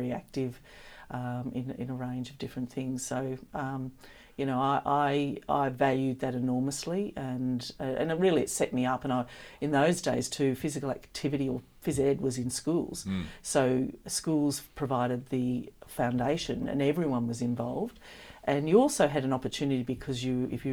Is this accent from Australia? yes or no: yes; Shepparton, Victoria, Australia; the opportunity to grow up in country Victoria in Shepparton